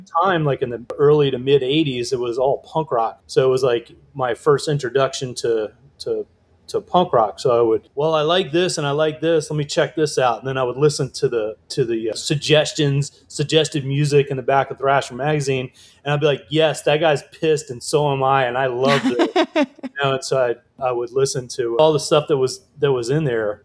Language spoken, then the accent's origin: English; Virginia Beach, Virginia, United States; also born or lived in New York; now in Luray, United States; I grew up in Virginia Beach